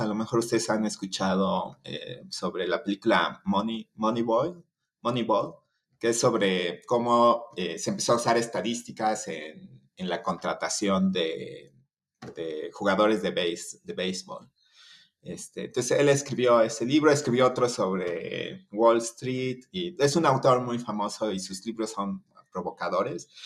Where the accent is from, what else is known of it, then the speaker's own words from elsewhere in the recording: Chiapas, Mexico; moved away as an adult; also born or lived in Mexico City; Yo soy de, de Chiapas, aquí en, en, México, que está al sur, en la, frontera con Guatemala